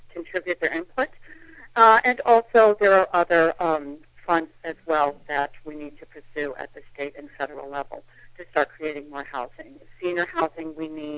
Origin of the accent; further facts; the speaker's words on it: Worcester, Massachusetts, United States; moved away as an adult; also born or lived in New York City / Billerica, Massachusetts; now in Salem, United States; I grew up in Worcester